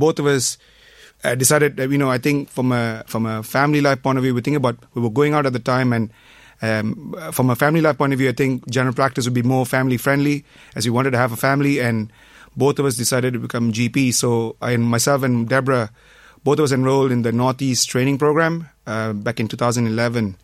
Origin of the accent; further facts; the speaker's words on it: Malaysia; moved away as an adult; now in Ireland; I'm from Malaysia. I came to Ireland back in 97